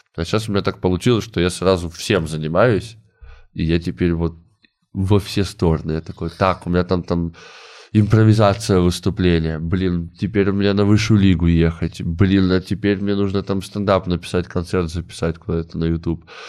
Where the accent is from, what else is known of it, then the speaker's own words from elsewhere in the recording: Komsomolsk-on-Amur, Khabarovsk Krai, Russia; moved away; also born or lived in Saint Petersburg; мы не из Хабаровска, мы там из другого города, из комсомольска на муре